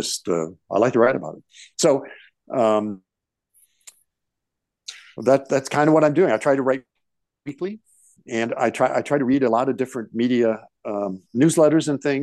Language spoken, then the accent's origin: English; St. Louis, Missouri, United States; moved away as an adult; now in Des Moines, United States; I grew up in St. Louis